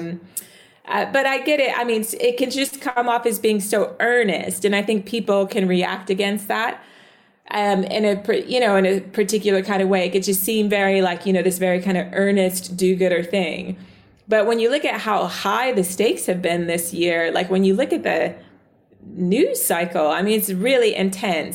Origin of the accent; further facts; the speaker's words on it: the South, United States; accent: American; moved away as an adult; now in United Kingdom; I grew up in the South.